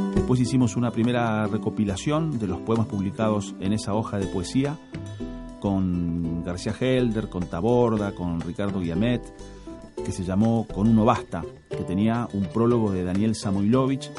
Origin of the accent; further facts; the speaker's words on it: Rosario, Santa Fe, Argentina; nací en Rosario, tengo 54 años